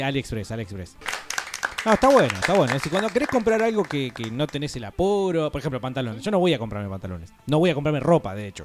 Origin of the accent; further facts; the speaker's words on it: Argentina; somos Argentina